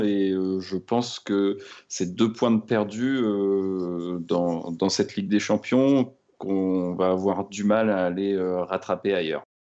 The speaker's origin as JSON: {"language": "French", "town": "Rennes", "region": "Brittany", "country": "France", "tie": "born or raised there", "said": "Je suis d'ailleurs, euh, Rennais d'origine, hein. Je suis né à Rennes."}